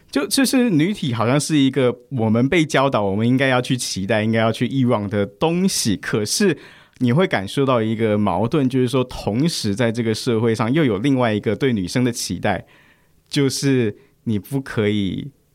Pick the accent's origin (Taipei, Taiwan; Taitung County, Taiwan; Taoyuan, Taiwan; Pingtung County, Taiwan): Taipei, Taiwan; moved away as an adult; now in Hualien, Taiwan; 我出生成长，在二十六岁以前我都是在台北长大